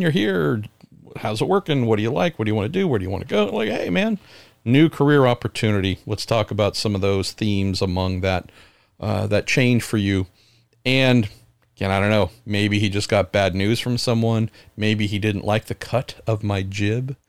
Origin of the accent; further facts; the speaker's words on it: United States; I'm an American